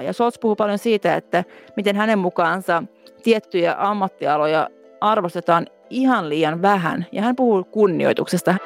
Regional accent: Finland; moved away as an adult; now in Berlin, Germany

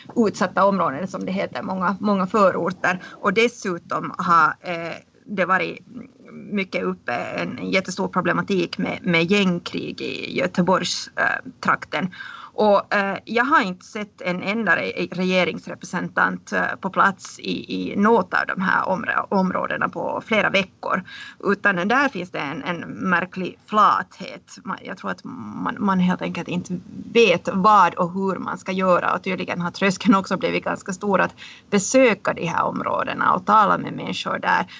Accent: Finland; moved away as an adult; now in Stockholm, Sweden; som finlandssvensk har man också rätt att, att få till exempel finskundervisning

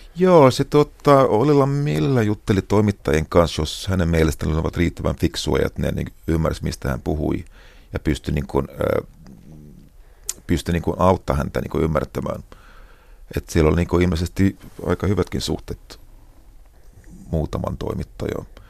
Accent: Finland; minä olen Suomesta

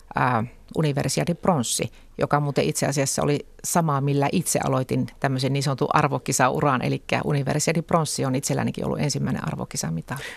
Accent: Lapinlahti, North Savo, Finland; sitoutumattomana keskustan listoilla kotikunnassani

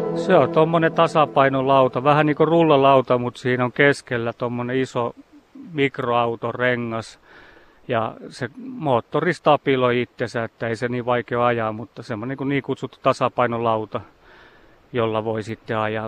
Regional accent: Imatra, South Karelia, Finland; itse olen Imatralta kotosi

